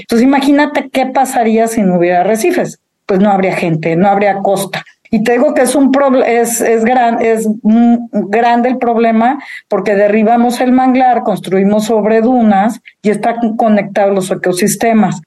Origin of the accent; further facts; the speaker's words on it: Mexico City, Mexico; moved away; los chilangos, yo soy chilanga